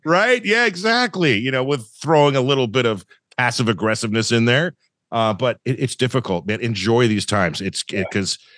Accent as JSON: {"language": "English", "town": "Thousand Oaks", "region": "California", "country": "United States", "tie": "born or raised there", "said": "I grew up in Thousand Oaks, California"}